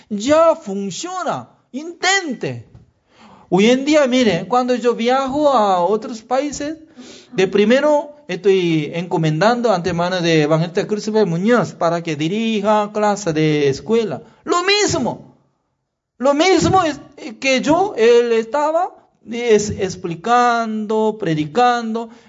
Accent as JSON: {"language": "Spanish", "country": "Chile", "said": "Sí, soy chileno."}